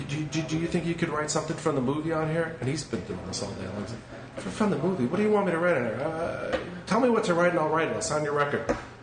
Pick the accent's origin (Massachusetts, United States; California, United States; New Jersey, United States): California, United States; I said, I'm a guy from California. I flew in from California for this.